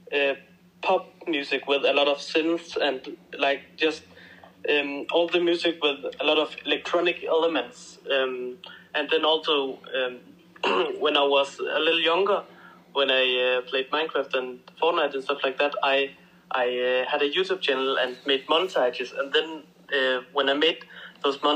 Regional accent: Denmark; I come from Denmark

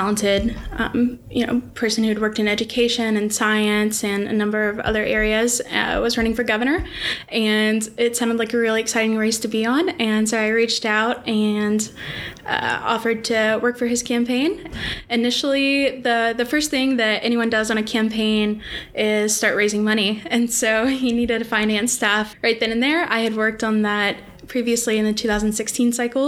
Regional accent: Little Rock, Arkansas, United States; I'm born and raised in Little Rock, Arkansas

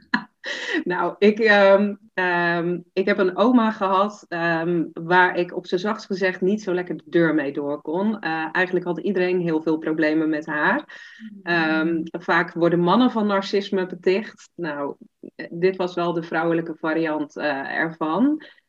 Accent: Zeeland, Netherlands; ik kom uit Zeeland, klein dorpje, dus iedereen kent elkaar.

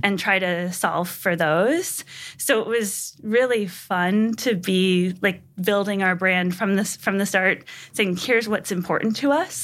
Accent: Pomfret, Connecticut, United States; I grew up in New England in a small town in Connecticut called Pomfret

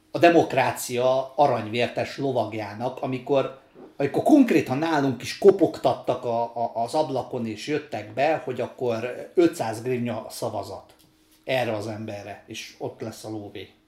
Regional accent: Ukraine; moved away; László meg én ugye Ukrajnában születtünk, én jóval több időt töltöttem ott, mint Laci

